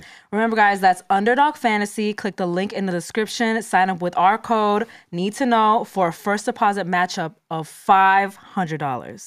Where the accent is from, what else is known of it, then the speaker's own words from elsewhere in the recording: New Jersey, United States; I'm from Jersey.